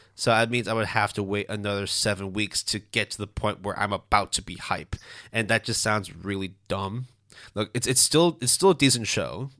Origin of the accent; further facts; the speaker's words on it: Canada; first language Cantonese; English is a second language; I was born in Canada, but because my parents didn't really speak as much English, Cantonese was the main sort